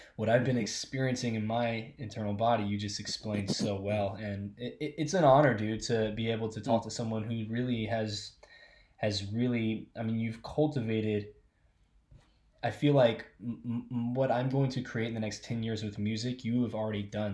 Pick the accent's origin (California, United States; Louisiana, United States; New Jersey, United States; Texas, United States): Louisiana, United States; Alexandria; I was born in Louisiana. I was born in Amazing. a place called Alexandria, Louisiana